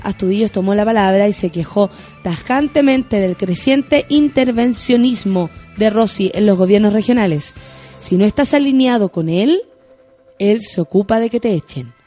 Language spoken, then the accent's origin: Spanish; Chile; como chilenos